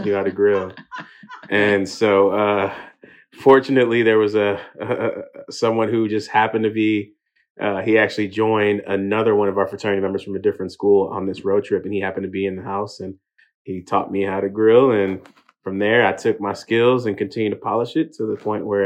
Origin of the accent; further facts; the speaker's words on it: Houston, Texas, United States; also born or lived in England; made it out to Houston by the age of 3. And, ultimately grew up in a Nigerian household in America